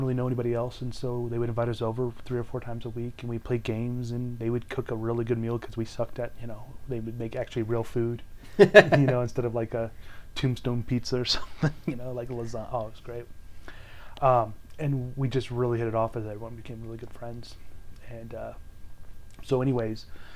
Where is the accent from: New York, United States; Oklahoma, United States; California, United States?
California, United States; moved away as an adult; also born or lived in Utah; I was originally from California